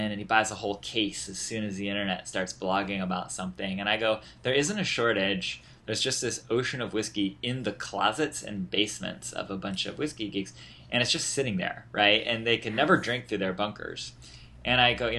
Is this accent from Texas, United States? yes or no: no; Indianapolis, Indiana, United States; also born or lived in Washington, D.C.; now in New York, United States; I'm from Indianapolis